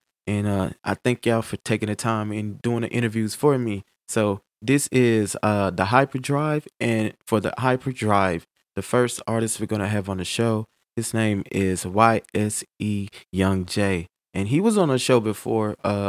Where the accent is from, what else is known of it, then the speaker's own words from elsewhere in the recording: Gulfport, Mississippi, United States; I grew up in North Gulfport, too.